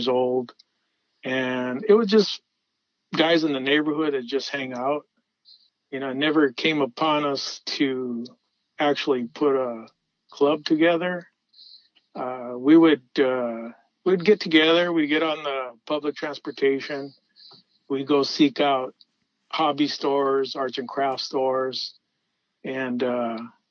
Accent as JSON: {"language": "English", "town": "Los Angeles", "region": "California", "country": "United States", "tie": "born or raised there", "said": "as a kid, you know, I was from Pacoima"}